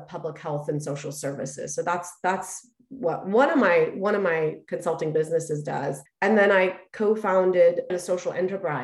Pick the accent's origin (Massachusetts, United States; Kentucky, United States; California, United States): California, United States; English is a second language; also born or lived in Iran; I left Iran, which is where I'm from, when I was 7 years old, spent a year in transit through Turkey and Germany, and came to California when I was 8 years old. And when I came here, I didn't speak English